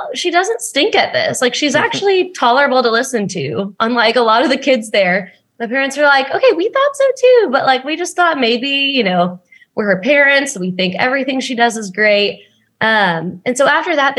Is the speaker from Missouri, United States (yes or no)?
no; Frisco, Texas, United States; now in Nashville, United States; I was born and raised in Frisco.